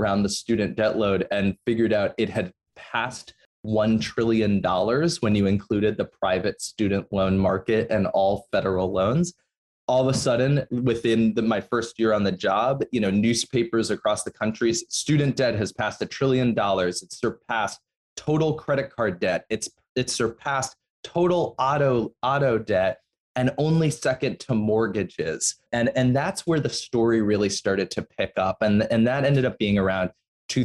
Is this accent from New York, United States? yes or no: yes; New York City, New York, United States; I grew up in New York City